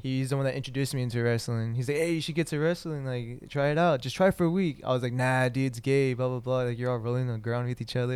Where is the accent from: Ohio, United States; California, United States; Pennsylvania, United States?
California, United States; Santa Ana; also born or lived in Fullerton, California / Anaheim, California / Orange, California; I started third grade in Santa Ana, and then ever since then I've just been here